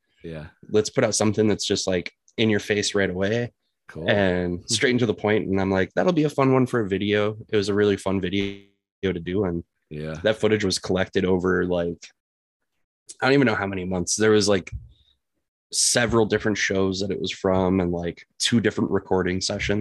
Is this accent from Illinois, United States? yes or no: no; La Crosse, Wisconsin, United States; we're actually from La Crosse, Wisconsin